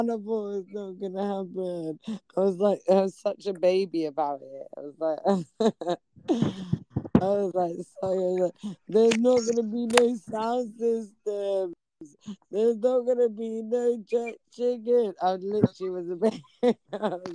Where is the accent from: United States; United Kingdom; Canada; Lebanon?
United Kingdom; I'm black. I'm from Britain